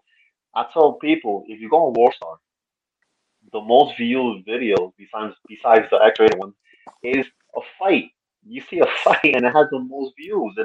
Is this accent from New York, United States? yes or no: yes; New York, United States; I'm from New York